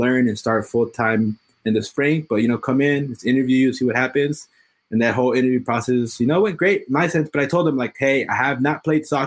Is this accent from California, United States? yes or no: yes; Los Angeles, California, United States; I'm born and raised in Los Angeles, specifically in Hollywood.